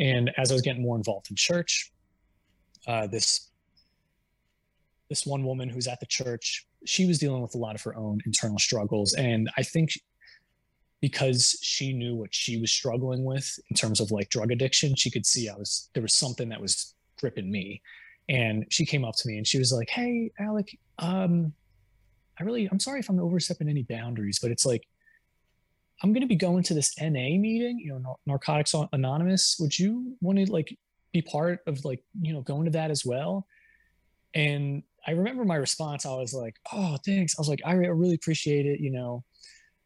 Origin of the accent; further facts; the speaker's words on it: New Jersey, United States; I grew up in Jersey